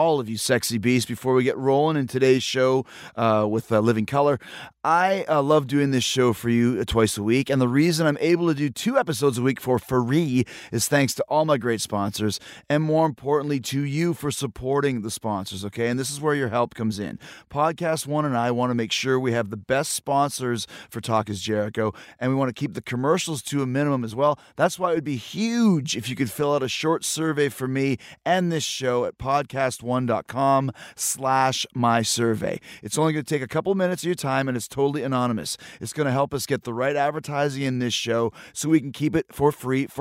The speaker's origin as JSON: {"language": "English", "town": "Winnipeg", "region": "Manitoba", "country": "Canada", "tie": "born or raised there", "said": "I'm from Canada, and this is true. So I grew up in Winnipeg"}